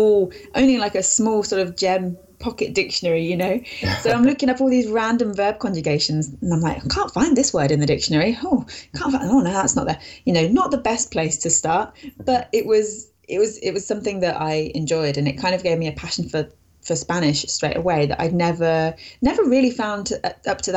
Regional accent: United Kingdom; first language English; I live in the UK. I've pretty much always lived here

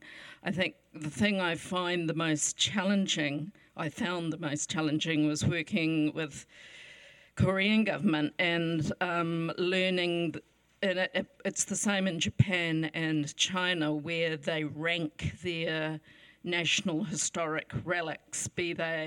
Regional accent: New Zealand; as a New Zealander

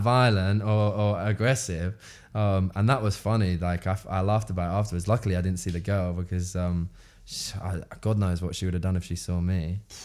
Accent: London, United Kingdom; we're all from South Woodford

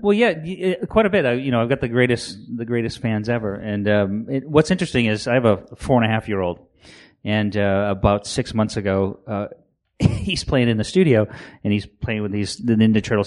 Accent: Maine, United States; born and raised in Maine

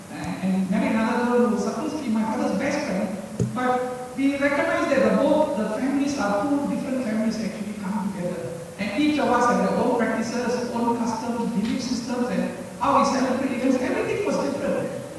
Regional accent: Singapore; I suppose the struggle is something that is everlasting, as a Singaporean.

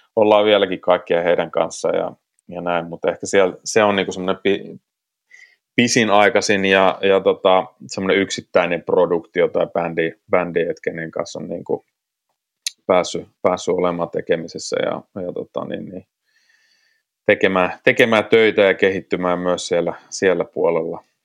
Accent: South Karelia, Finland; born or raised there

